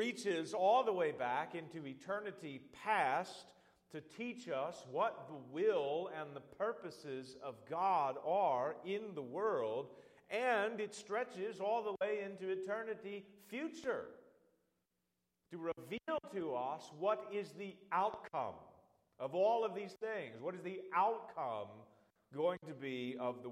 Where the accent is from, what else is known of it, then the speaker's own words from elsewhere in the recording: Birmingham, Alabama, United States; I was born in Birmingham, Alabama. I grew up in Birmingham.